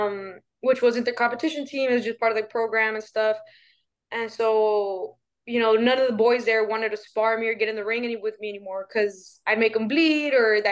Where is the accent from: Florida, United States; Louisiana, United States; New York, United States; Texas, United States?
Texas, United States; Laredo; I'm from Laredo, Texas